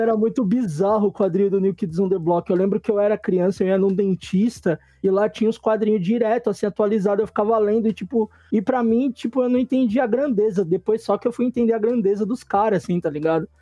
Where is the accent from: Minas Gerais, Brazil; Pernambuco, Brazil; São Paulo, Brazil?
São Paulo, Brazil; eu, sou nascido da Zona Leste